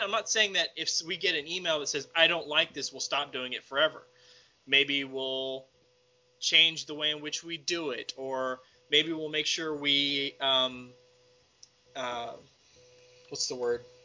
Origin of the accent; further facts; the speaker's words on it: Texas, United States; I'm from Texas